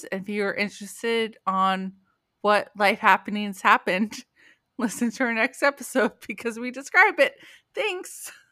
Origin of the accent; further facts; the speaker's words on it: San Jose, California, United States; I grew up in San Jose, California, and while researching morbid crimes, this is the first I've actually ever heard of it